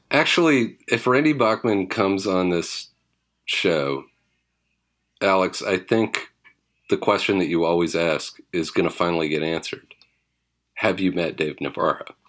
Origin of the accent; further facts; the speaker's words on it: British Columbia, Canada; I grew up in British Columbia